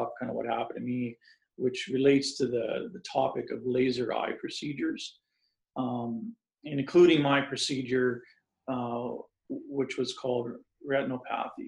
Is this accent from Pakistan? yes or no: no; Saskatchewan, Canada; I grew up in Saskatchewan on a farm, moved to a small city